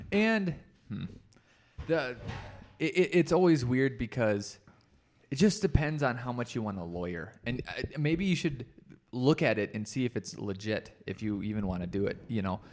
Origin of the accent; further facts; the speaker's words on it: Rochester, United States; now in Colorado, United States; I probably only do work in Rochester